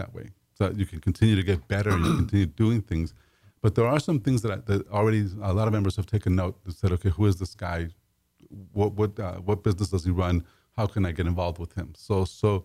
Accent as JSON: {"language": "English", "town": "Los Angeles", "region": "California", "country": "United States", "tie": "born or raised there", "said": "I grew up in East"}